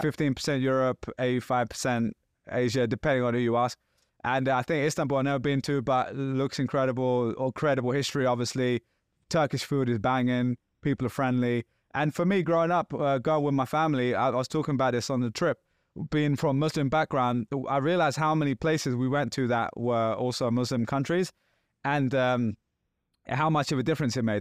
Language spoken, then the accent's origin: English; London, United Kingdom; I'm from London